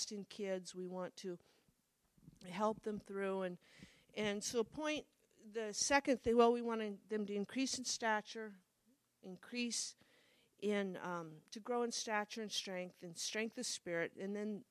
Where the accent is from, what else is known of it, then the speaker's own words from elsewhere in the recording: Midwest, United States; I grew up in the Midwest